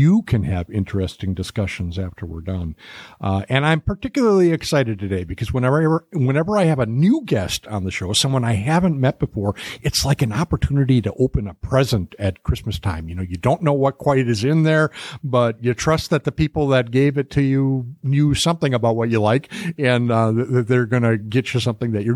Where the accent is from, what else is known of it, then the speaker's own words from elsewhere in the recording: Milwaukee, Wisconsin, United States; I'm from Milwaukee, so we get to use words like